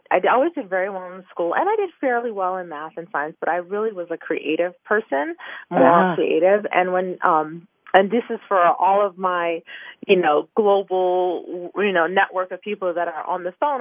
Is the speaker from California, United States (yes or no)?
no; Kensington, Maryland, United States; where I grew up, I grew up in Kensington, Maryland, which is a, you know, suburban neighborhood, in Maryland